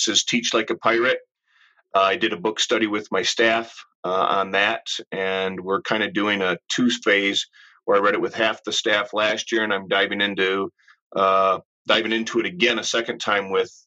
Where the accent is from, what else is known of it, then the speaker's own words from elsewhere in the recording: Ann Arbor, Michigan, United States; Growing up in Ann Arbor, I am a true U of M fan